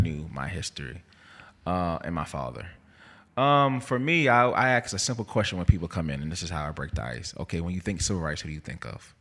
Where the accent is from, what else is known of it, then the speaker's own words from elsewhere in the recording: Jersey City, New Jersey, United States; moved away as an adult; also born or lived in North Carolina / Mississippi; now in Jackson, United States; I am from Jersey City, New Jersey.